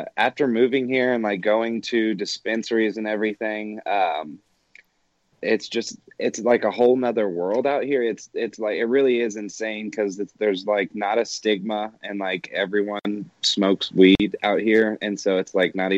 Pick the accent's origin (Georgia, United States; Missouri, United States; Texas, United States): Georgia, United States; Atlanta; now in Denver, United States; I am from Atlanta